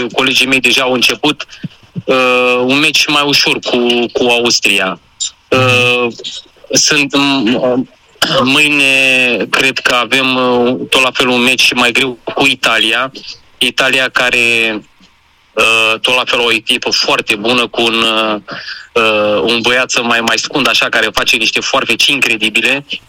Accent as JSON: {"language": "Romanian", "town": "Craiova", "region": "Dolj", "country": "Romania", "said": "eu sunt din Craiova, de fapt amândoi suntem din Craiova"}